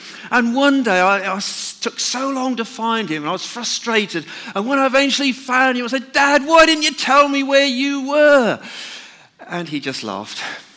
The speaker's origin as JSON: {"language": "English", "area": "North Norfolk", "region": "East of England", "country": "United Kingdom", "tie": "born or raised there", "said": "I was brought up in North Norfolk, where my father used to be a market gardener"}